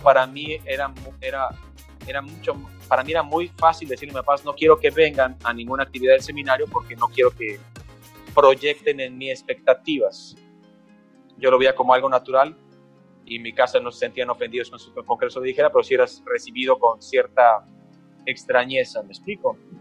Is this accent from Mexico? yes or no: yes; Mexico; aunque soy mexicano y tengo elementos culturales mexicanos